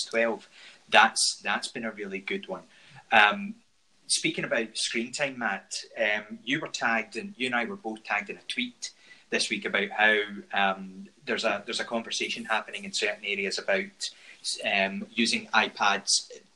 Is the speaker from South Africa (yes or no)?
no; Scotland, United Kingdom; accent: Scottish; my Scottish accent